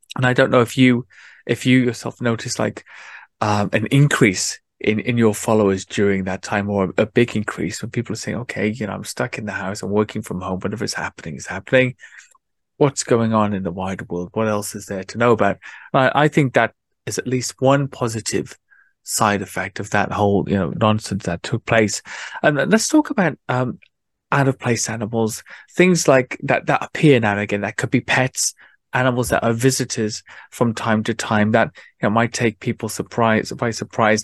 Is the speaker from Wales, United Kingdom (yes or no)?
yes; South Wales, United Kingdom; moved away; I grew up in the city, in South Wales